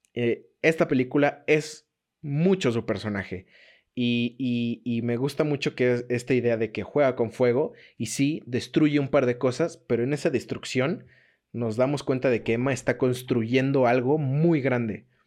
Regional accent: Mexico; como nosotros como mexicanos

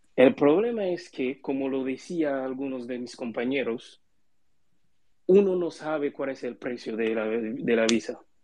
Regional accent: Haiti; los de mi país

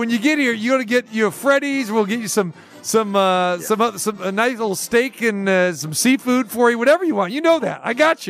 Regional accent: Sacramento, California, United States; when I was growing up in Sacramento, I decided to stay close to home instead.

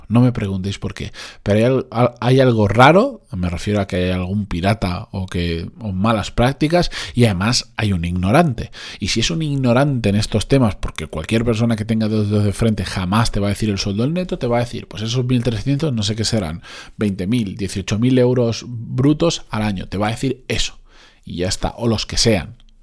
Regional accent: Benidorm, Valencian Community, Spain; moved away; de Benidorm, de donde yo soy originalmente

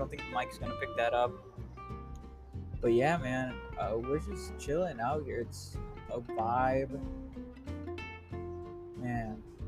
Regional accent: Chicago, Illinois, United States; I still think I'm from Chicago. I grew up there. I know that place like the back of my hand.

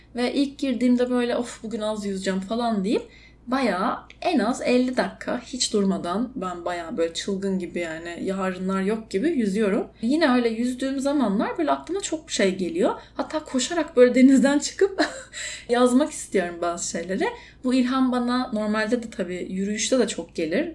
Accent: Istanbul, Turkey; moved away; also born or lived in Izmir; doğma büyüme İstanbulluyum

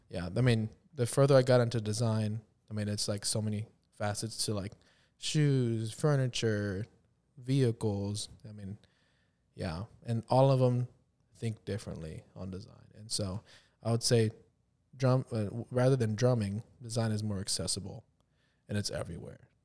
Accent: near Corpus Christi, Texas, United States; moved away as an adult; now in Kansas City, United States; when they first built the McDonald's in my hometown

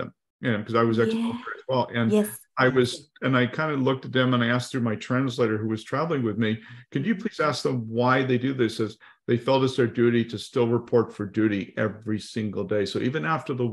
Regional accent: United States; being an American

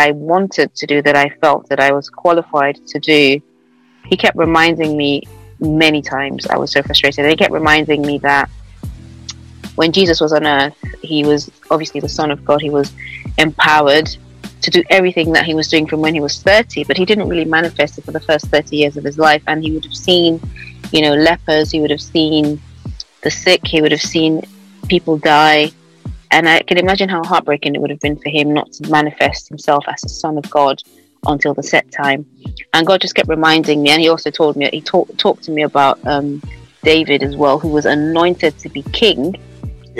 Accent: Nigeria; now in London, United Kingdom; I live in London. I'm Nigerian.

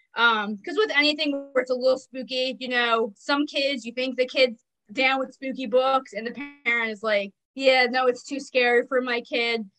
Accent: New Jersey, United States; I'm from New mm-hmm. Jersey and I live on the street the Jersey Devil was born on

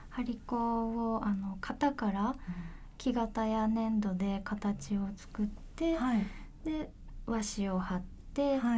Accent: Nagasaki, Japan; えっと、地元は地元は長崎なんです

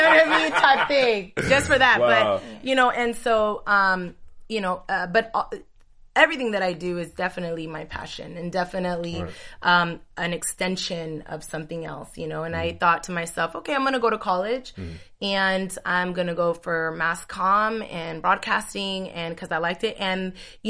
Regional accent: Union City, California, United States; I'm from the Bay Area. So I'm from Union City, California.

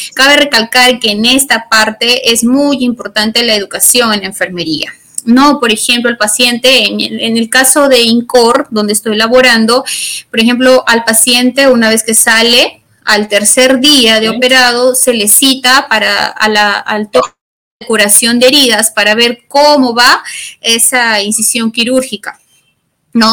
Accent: Chiclayo, Lambayeque, Peru; now in Lima, Peru; yo soy de Chiclayo. Yo, bueno, actualmente radico en la ciudad de Lima

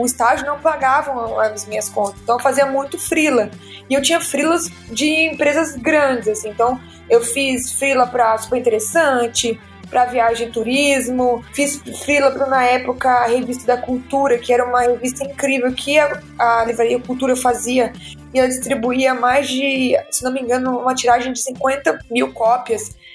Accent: interior of Minas Gerais, Brazil; moved away as an adult; now in São Paulo, Brazil; Eu sou de Minas, do interior de Minas, e eu vim para São Paulo

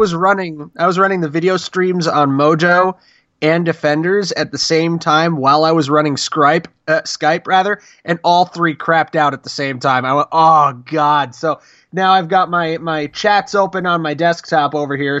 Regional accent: Rust Belt town of 27, United States; I grew up as a Republican in that town

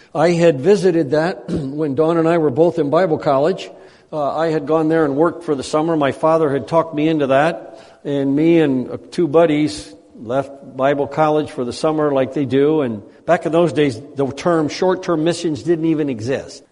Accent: United States; moved away; as an American

